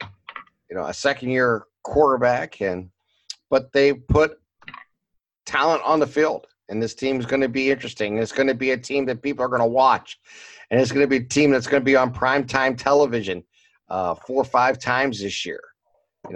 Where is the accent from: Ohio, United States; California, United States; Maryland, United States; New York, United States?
Ohio, United States; Boardman; I grew up in Boardman